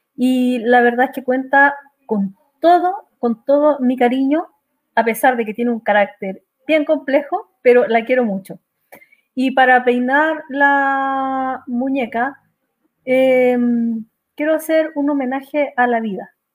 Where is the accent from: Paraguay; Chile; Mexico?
Chile; Calama, Antofagasta; una ciudad donde yo nací, que es Calama